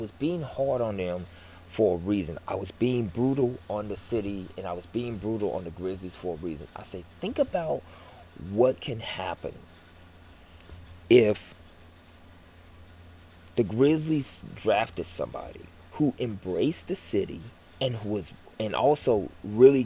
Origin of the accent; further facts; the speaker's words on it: Memphis, Tennessee, United States; I'm gonna support my hometown team.